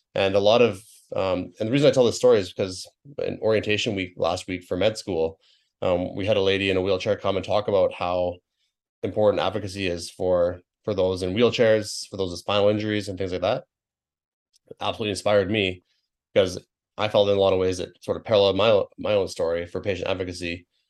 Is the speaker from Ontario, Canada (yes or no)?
no; British Columbia, Canada; my home province where I grew up